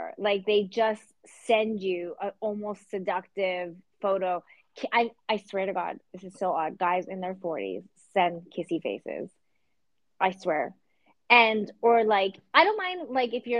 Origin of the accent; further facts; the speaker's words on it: Canada; I'm Canadian and I don't go around saying A, but I do text